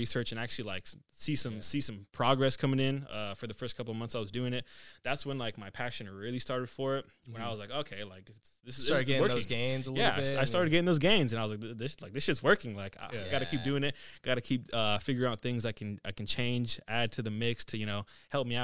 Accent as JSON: {"language": "English", "town": "Brewster", "region": "Washington", "country": "United States", "tie": "born or raised there", "also_born_or_lived": "Bridgeport, Washington / Omak, Washington", "said": "typical small town kid story. So I was born in Brewster, Washington, lived in Bridgeport, Brewster, Omak, Washington, moved around a lot for high school"}